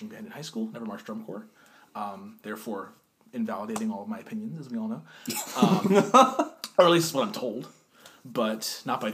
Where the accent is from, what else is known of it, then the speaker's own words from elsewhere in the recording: Pennsylvania, United States; also born or lived in Freehold, New Jersey / Arizona; in Freehold, New Jersey, in 1997 on December 21st at 12:56 p.m. I moved to Pennsylvania at the age of 7